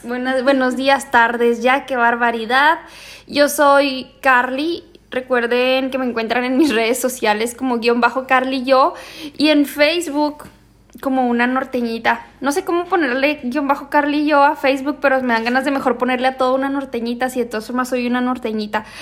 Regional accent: Ciudad Juárez, Chihuahua, Mexico; nosotras somos de Juárez

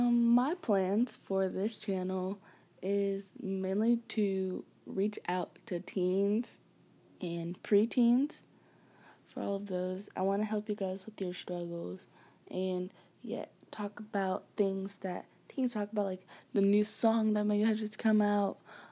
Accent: Atlanta, Georgia, United States; born there; I was born in Georgia, Atlanta, Georgia.

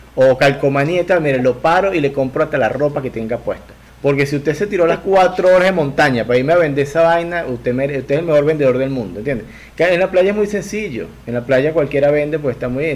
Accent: Venezuela; Yo vengo de una cultura muy novelera en Venezuela, de gente que consumía mucha novela

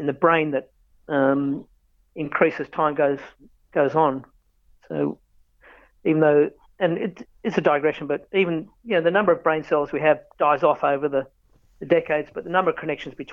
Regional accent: Canberra, Australian Capital Territory, Australia; I have not worked in my hometown

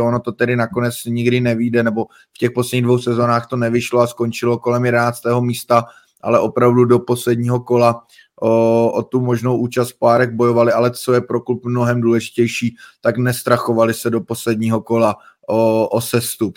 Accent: Czechia; jsme vlastně z Česka

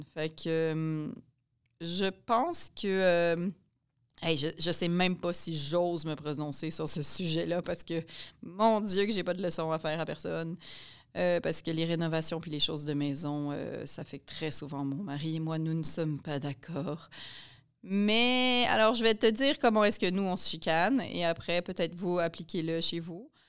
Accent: Pincourt, Quebec, Canada; je viens de Pincourt, dans l'ouest de Montréal

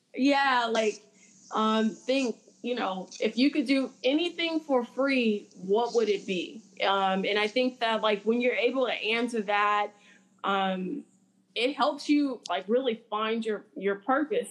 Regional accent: Los Angeles, California, United States; moved away; I'm from South Central Los Angeles

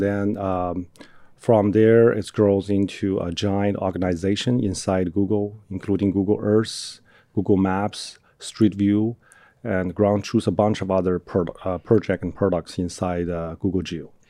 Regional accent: Inner Mongolia, China; moved away as an adult; also born or lived in Birmingham, Alabama, United States; now in United States; I grew up, I was born in China

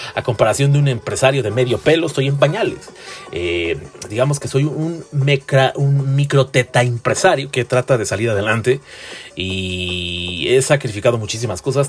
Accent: Tlalnepantla de Baz, State of Mexico, Mexico; Yo soy del municipio de Tlalnepantla de Bras, un municipio muy chiquichisis y muy chiquistrastas.

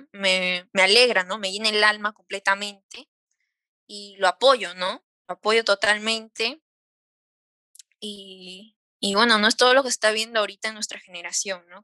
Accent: Peru; nosotras las tres somos peruanas

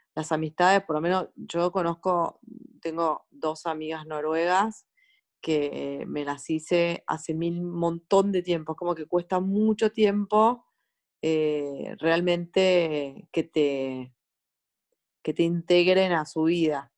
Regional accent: Argentina; moved away as an adult; also born or lived in Sweden / Stockholm; now in Norway

